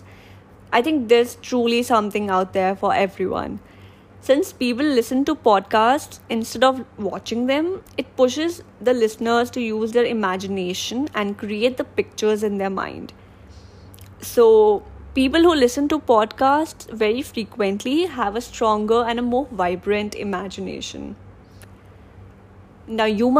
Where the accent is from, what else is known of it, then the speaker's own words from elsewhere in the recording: Delhi, India; I am from Delhi and I'm 24 years old.